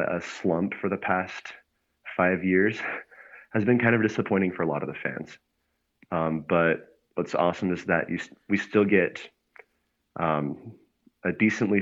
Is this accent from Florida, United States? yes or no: no; Salt Lake City, Utah, United States; also born or lived in Provo; I'm from Salt Lake City, grew up here, currently going to school in Provo, just a little south of Salt Lake, but yeah, I'm pretty much lived here my whole life.